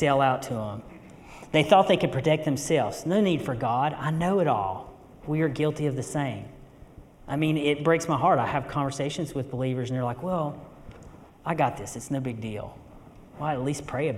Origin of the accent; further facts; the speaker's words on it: western North Carolina, United States; I grew up here. I'm originally from West North Carolina